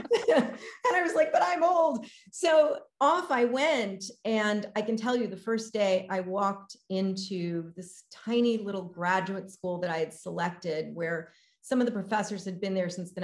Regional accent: Los Angeles, California, United States; moved away as an adult; now in Australia; as a Latina growing up in Los Angeles in the States

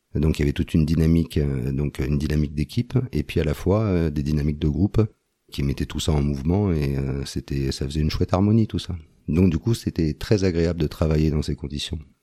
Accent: Antony, Île-de-France, France; moved away as an adult; now in Isère, France; j'ai grandi de 0 à 22 ans, j'étais à Antony

